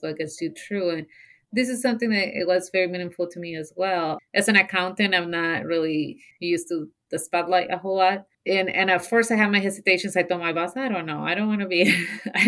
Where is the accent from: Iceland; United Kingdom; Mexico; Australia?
Mexico; English is a second language; moved away as an adult; now in Zeeland, United States; So I moved to the Ceylon area from Mexico when I was 18 years old.